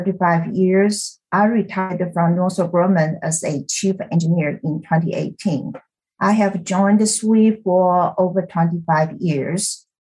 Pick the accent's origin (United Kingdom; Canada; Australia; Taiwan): Taiwan; moved away as an adult; also born or lived in Kansas / Alabama; now in United States; It's my great pleasure to be part of this podcast. I was born and raised in Taiwan. I came to the U.S. for graduate school study at the University of Kansas. I married a year later, moved to Alabama, and finished my master's degree in physics